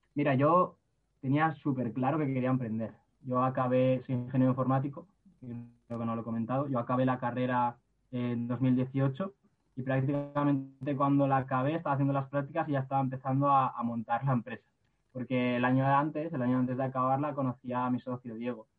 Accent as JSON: {"language": "Spanish", "town": "Villarreal", "region": "Valencian Community", "country": "Spain", "said": "yo soy de, de Villarreal"}